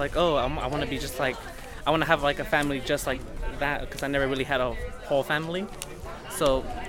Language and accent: English; Sacramento, California, United States; I grew up in Sacramento, so I would always see like white families around me